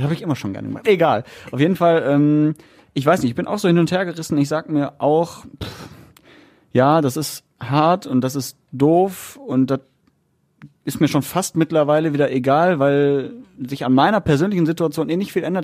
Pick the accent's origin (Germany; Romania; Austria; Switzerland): Germany; Margarethenhöhe, North Rhine-Westphalia; weil es ja so meine Heimat ist